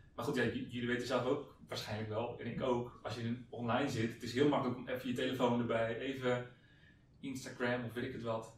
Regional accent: Hendrik-Ido-Ambacht, South Holland, Netherlands; moved away as an adult; also born or lived in Zwijndrecht; now in Amsterdam, Netherlands; ik kom oorspronkelijk uit Hendrik Ambacht

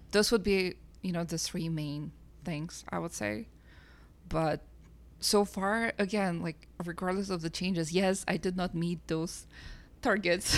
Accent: Kazakhstan; now in Canada; I'm originally from Kazakhstan

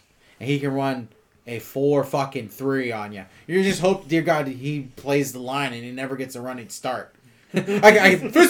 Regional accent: the South, United States; I ain't no Yankee. I'm from the South.

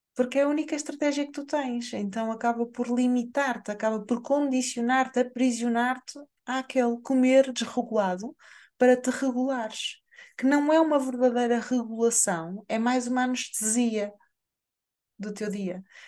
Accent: Portugal; nós, enquanto portugueses

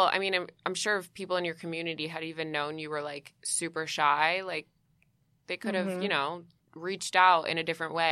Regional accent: Connecticut, United States; also born or lived in New York; I'm, like, from New York. And mostly grew up, I mean, I grew up in Connecticut mostly

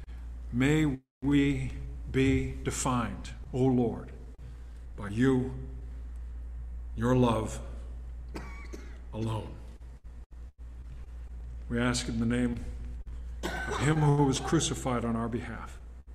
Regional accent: Southern California, United States; also born or lived in Spokane, Washington; growing up in Southern California, junior high and high school

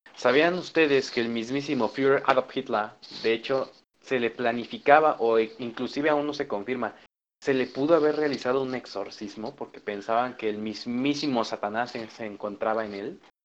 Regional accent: Michoacán, Mexico; yo soy de Michoacán

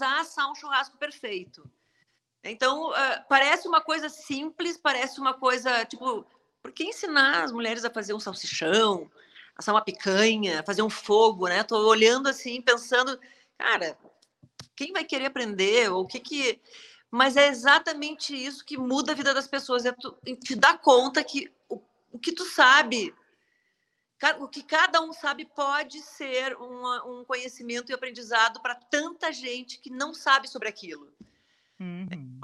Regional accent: Passo Fundo, Rio Grande do Sul, Brazil; moved away as an adult; also born or lived in United States / Porto Alegre / Florianópolis / Salvador; now in São Paulo, Brazil; eu saí de Passo Fundo e eu morei

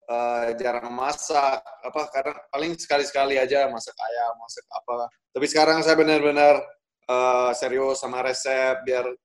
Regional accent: Bali, Indonesia; Uh, ibu saya Jawa, Bro. Sama bapak saya Amerika. Tapi saya lahir Eh, dan tumbuh besar di Bali.

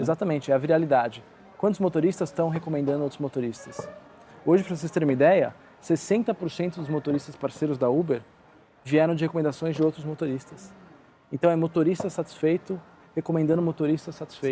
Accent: São Paulo, Brazil; eu sou aqui de São Paulo

